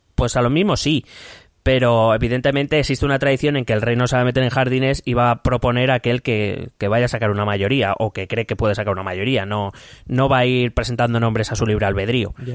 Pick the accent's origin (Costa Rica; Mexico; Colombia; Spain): Spain